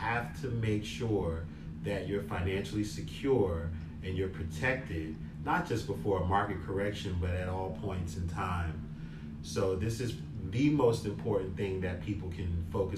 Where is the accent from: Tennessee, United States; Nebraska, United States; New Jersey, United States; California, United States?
New Jersey, United States; Newark; I am originally from Newark, New Jersey. I grew up in Newark, was raised in Newark